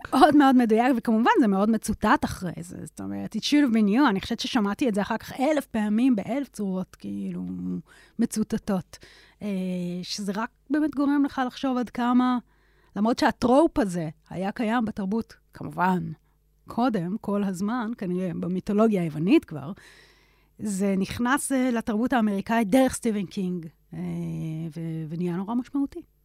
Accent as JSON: {"language": "Hebrew", "country": "Israel", "tie": "born or raised there", "said": "גדלתי בשכונה של עולים חדשים"}